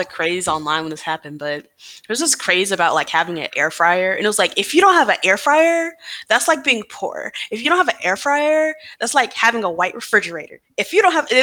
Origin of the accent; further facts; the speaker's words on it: Atlanta, Georgia, United States; I told people I was from the South, like, oh, I'm from Atlanta